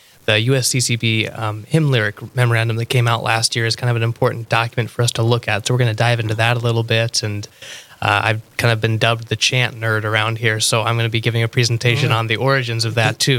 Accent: Montana, United States; But I kind of call Montana home. That's where we settled for a while after my dad had retired. And that's where I went to high school and whatnot before coming out here.

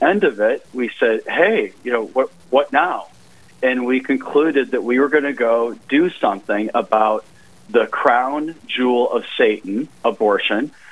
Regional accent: Sioux Falls, South Dakota, United States; moved away as an adult; I grew up in Sioux Falls

